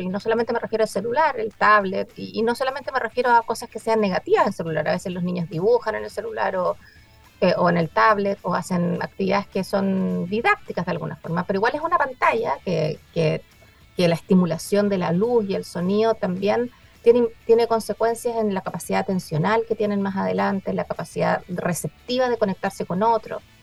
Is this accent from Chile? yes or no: yes; Chile; como chilenos